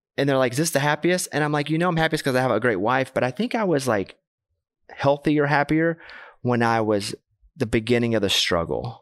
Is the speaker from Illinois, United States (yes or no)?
no; Arkansas, United States; I'm from Arkansas. Grew up with a bunch of cowboy boot